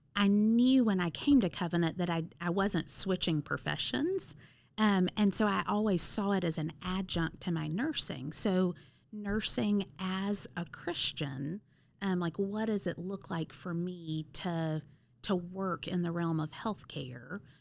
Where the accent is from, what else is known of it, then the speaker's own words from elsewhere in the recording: Cleveland, Mississippi, United States; moved away as an adult; also born or lived in Auburn, Alabama; now in St. Louis, United States; I actually grew up in Wilson Benton's church in a tiny little town called Cleveland, Mississippi